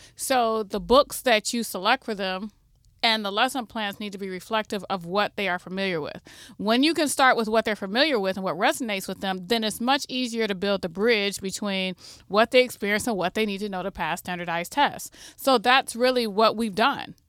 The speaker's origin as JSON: {"language": "English", "town": "Toledo", "region": "Ohio", "country": "United States", "tie": "born or raised there", "also_born_or_lived": "Michigan", "said": "I'm homegrown from Toledo. I went away to school, graduated from University of Michigan and Ohio State, and then came back to figure out how I could improve the co-, the community that raised me"}